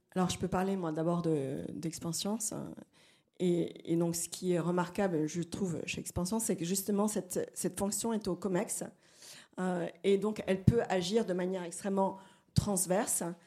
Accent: Brazil; moved away; je suis brésilienne

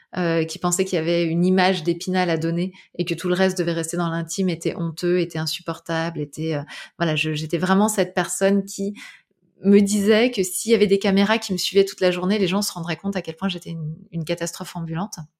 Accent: Île-de-France, France; moved away; also born or lived in Brittany; Moi, j'ai grandi en Ile-de-France

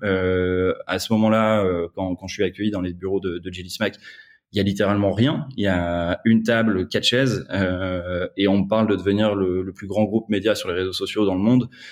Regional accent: north of France, France; moved away as an adult; now in Paris, France; je suis originaire du, nord de la France

